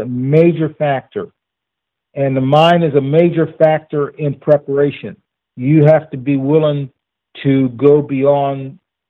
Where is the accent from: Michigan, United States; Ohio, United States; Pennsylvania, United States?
Ohio, United States; Bellaire; I was born in Bel Air, Ohio. That's a city on the Ohio River